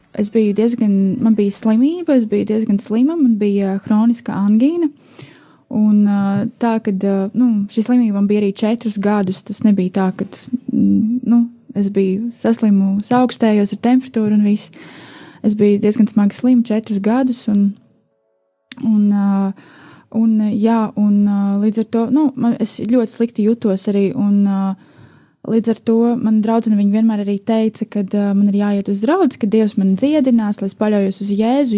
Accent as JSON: {"language": "Latvian", "region": "Riga", "country": "Latvia", "said": "es esmu no Rīgas"}